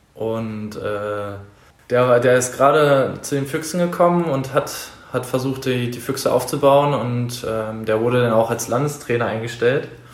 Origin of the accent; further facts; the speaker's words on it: Berlin, Germany; moved away as an adult; now in Dresden, Germany; ich bin gemütiger Berliner. Äh, so in Nordberlin, in Reinigendorf wurde ich, oder im Wedding wurde ich geboren damals